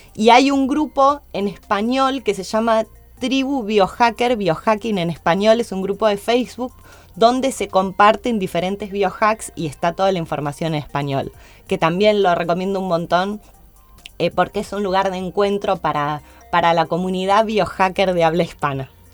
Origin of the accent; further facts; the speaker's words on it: Argentina; Soy la única argentina en formar parte de su equipo en Estados Unidos